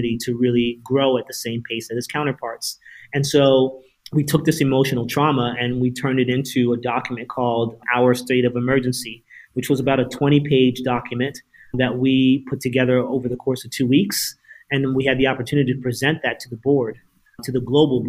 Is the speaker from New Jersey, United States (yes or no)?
yes; Princeton, New Jersey, United States; me being an only child, growing up in Princeton, New Jersey